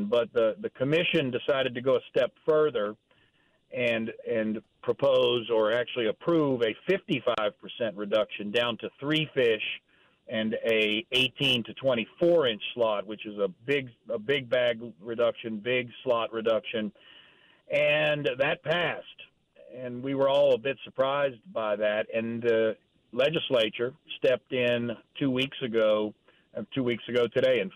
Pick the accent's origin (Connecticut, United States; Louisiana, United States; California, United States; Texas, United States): Louisiana, United States; Delacroix and Hopedale; I grew up fishing them in Delacroix and Hopedale